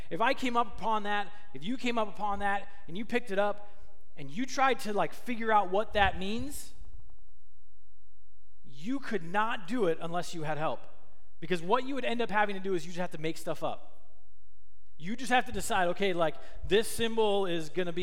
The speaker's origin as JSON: {"language": "English", "region": "Minnesota", "country": "United States", "tie": "born or raised there", "said": "I grew up in Minnesota, which is right next to Canada"}